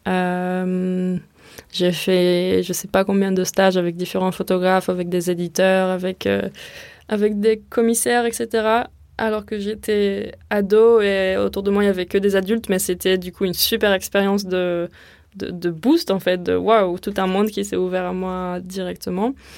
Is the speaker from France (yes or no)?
yes; near Marseille, Provence-Alpes-Côte d'Azur, France; also born or lived in Tel Aviv, Israel / Rotterdam, Netherlands / New York, United States; now in Marseille, France; ensuite, ma famille et moi, on a déménagé dans la Provence, aux alentours de Marseille